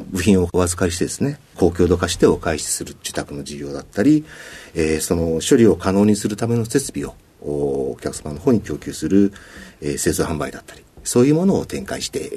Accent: Yokohama, Kanagawa, Japan; also born or lived in Kawasaki; えー、出身は神奈川県、生まれは川崎で生まれて、育ちは横

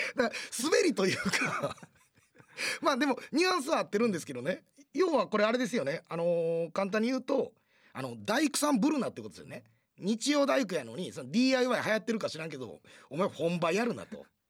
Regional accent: Kansai, Japan; 我々関西人

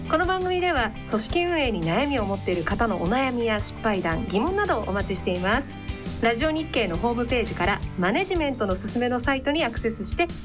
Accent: Tottori, Japan; moved away; 私、あの、鳥取県出身なので、はい、そのアナウンサー時代に、そもそもまず自分の名前もなまってるような人間だったんですよ。

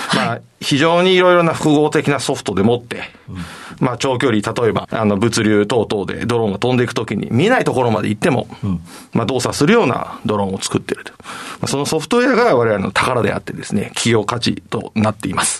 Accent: Toyohashi, Aichi, Japan; 愛知県の豊橋市というところですね。

